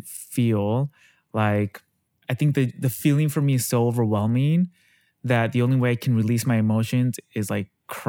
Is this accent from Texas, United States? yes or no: no; Yakima, Washington, United States; also born or lived in London; now in New York, United States; I grew up in Yakima, Washington, Washington State.